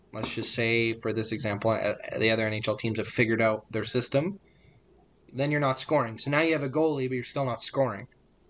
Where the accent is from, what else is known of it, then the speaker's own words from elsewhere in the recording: Canada; At the end of the day, this is a team in Edmonton. We're Canadian.